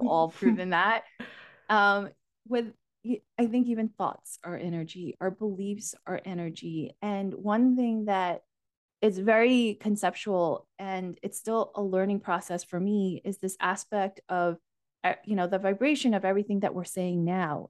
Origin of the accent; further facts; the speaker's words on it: United States; also born or lived in Asia; My parents and I, with my younger brother, emigrated to the U, U S, um, when I was only four years